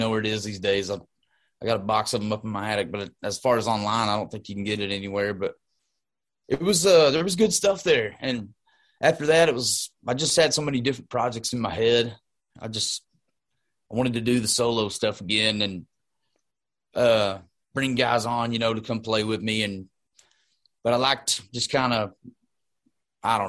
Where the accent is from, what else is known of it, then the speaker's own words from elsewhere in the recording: Graham, Texas, United States; also born or lived in California; Born and raised in Graham, Texas